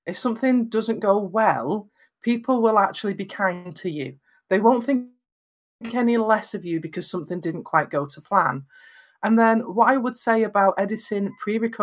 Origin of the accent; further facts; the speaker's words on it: Lancashire, North West England, United Kingdom; I'm from Lancashire in Northwest England, so I have very flat vowels